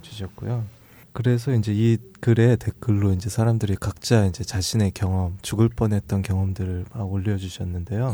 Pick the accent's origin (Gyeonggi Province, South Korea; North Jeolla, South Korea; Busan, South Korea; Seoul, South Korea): Gyeonggi Province, South Korea; Suwon; 저는 수원이 고향입니다. 20년을 살았고요.